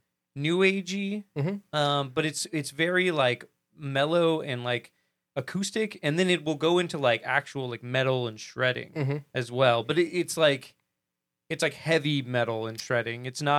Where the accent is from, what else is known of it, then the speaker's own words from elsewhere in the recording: Alaska, United States; I grew up in Alaska.